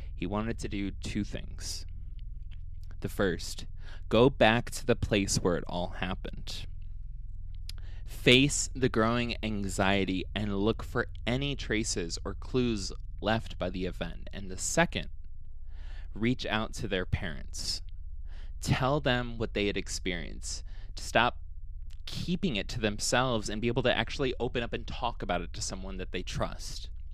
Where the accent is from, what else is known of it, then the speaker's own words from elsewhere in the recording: Ohio, United States; moved away; I'm from Ohio